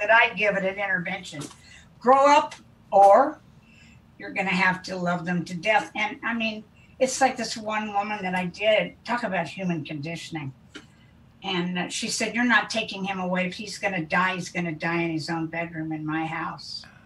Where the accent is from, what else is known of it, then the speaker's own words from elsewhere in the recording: Kansas, United States; moved away as an adult; also born or lived in Wichita, Kansas / Marin County, California; I was raised in Kansas to an oil family, and um, I loved my upbringing